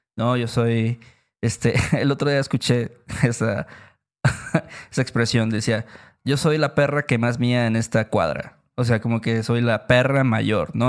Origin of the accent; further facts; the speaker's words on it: Veracruz, Mexico; en Veracruz también lo escuchamos mucho, decimos mucho banda